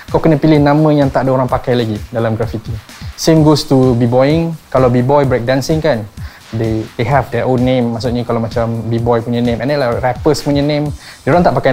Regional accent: Melaka, Malacca, Malaysia; also born or lived in Seremban, Malaysia; now in Shah Alam, Malaysia; Uh, aku daripada Setia Alam Shah Alam. I was born in Melaka. Uh, parents stay dekat Seremban but I'm staying currently in Setia Alam lah, Shah Alam. Uh, umur aku 29 tahun

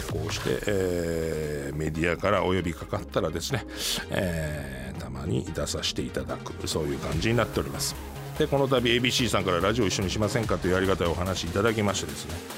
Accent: Osaka, Japan; moved away; 大阪出身なんで

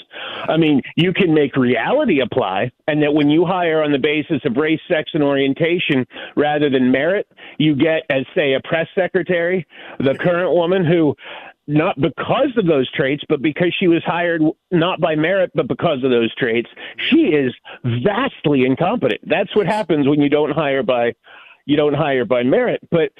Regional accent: Pennsylvania, United States; moved away; also born or lived in Virginia; I grew up in the hills of Pennsylvania

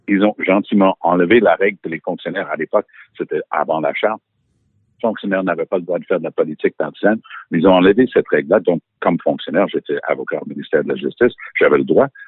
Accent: United Kingdom; accent: English; French is a second language; now in France; Et oui, j'ai mon passeport français malgré mon petit accent anglais.

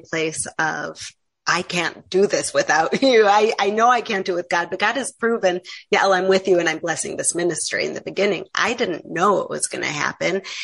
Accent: Chicago, Illinois, United States; moved away as an adult; also born or lived in New York; now in Israel; I grew up in America. I grew up in Chicago

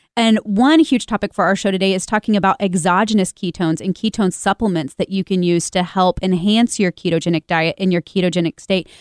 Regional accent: Kansas City, United States; Kansas City is my hometown

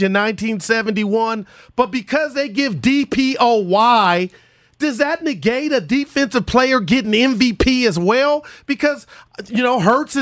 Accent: Union City, California, United States; Union City, California, here in the East Bay

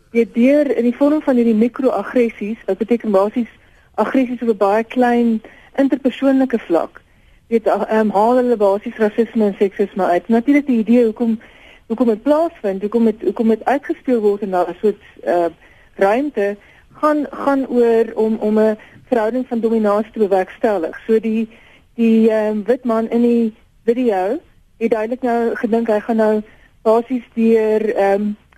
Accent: South Africa; ons as Suid-Afrikaners

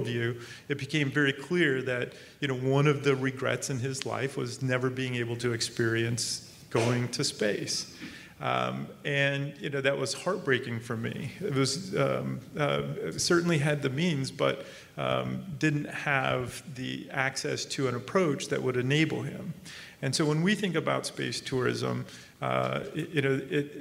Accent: Arizona, United States; I grew up in Arizona.

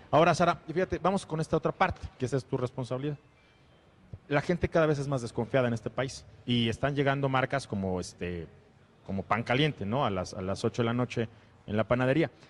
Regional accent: Mexico; la verdad es que yo soy muy mexicano

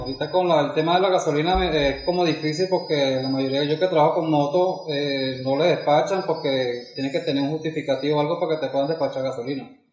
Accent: Spain; now in Mexico; como españoles

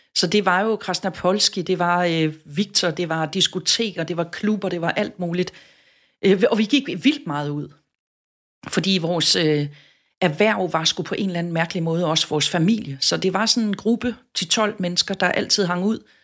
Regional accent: Southern Jutland, Southern Denmark, Denmark; moved away as an adult; now in Copenhagen, Denmark; Jeg er vokset op i Sønderjylland

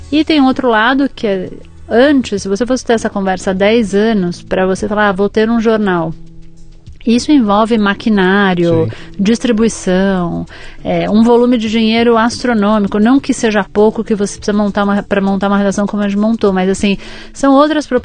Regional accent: São Paulo, Brazil; also born or lived in Lagos, Nigeria; Eu nasci aqui em São Paulo. Paulista mesmo. É, cresci aqui, enfim, vivi a maior parte da minha vida aqui. Morei um pouco fora do Brasil.

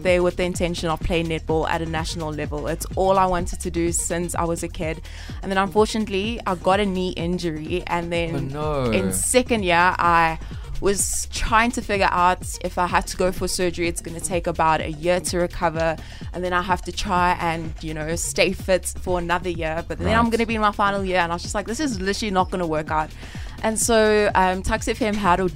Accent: Johannesburg, Gauteng, South Africa; moved away as an adult; now in Pretoria, South Africa; I grew up in the south of Joburg

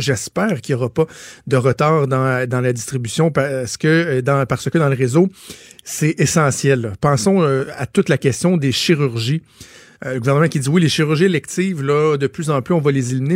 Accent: Quebec, Canada; chez nous au Québec

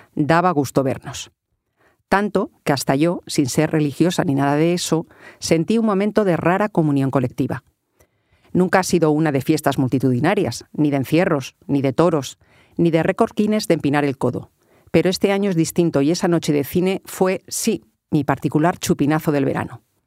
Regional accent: Alcalá de Henares, Community of Madrid, Spain; los fastos del orgullo LGTBI de mi pueblo

